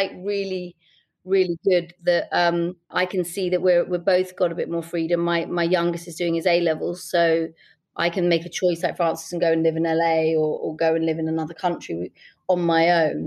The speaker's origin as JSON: {"language": "English", "region": "London", "country": "United Kingdom", "said": "I was from Camden"}